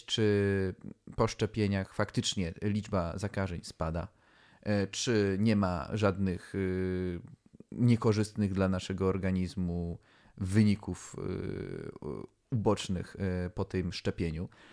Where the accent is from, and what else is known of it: Poland